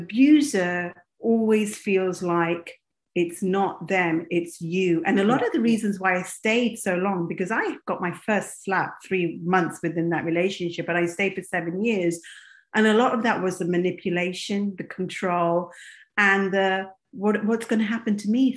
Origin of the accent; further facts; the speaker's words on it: England, United Kingdom; moved away as an adult; also born or lived in Kenya / Dubai / America; now in United States; I was raised in England. I was born in Kenya, but raised in as a South Asian girl, I'm Indian.